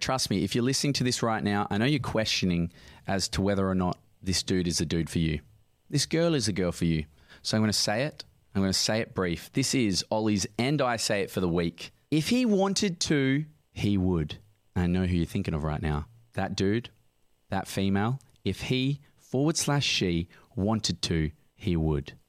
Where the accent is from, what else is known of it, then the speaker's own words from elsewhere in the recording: Midland, Western Australia, Australia; also born or lived in Sydney; I'm from Midland